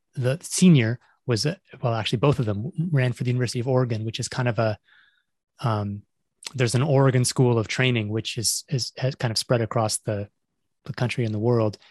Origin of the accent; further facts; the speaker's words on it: Toronto, Ontario, Canada; moved away as an adult; also born or lived in Montreal, Canada / England / United States; I grew up in Toronto